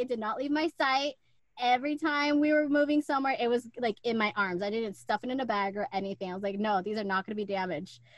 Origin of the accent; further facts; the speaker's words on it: San Antonio, Texas, United States; also born or lived in El Paso; I do remember the last house before we moved from El Paso to San Antonio.